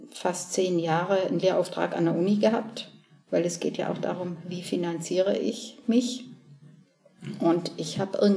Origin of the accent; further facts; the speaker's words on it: Southern Germany, Germany; moved away as an adult; also born or lived in Cologne; Also ich bin ja in, in Süddeutschland geboren und aufgewachsen, war auf dem Mädchengymnasium